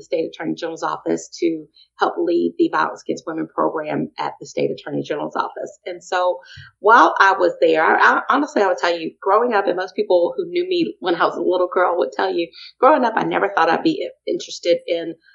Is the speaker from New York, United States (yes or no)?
no; Columbia, South Carolina, United States; also born or lived in Virginia; So Columbia is home for me. I grew up in Columbia.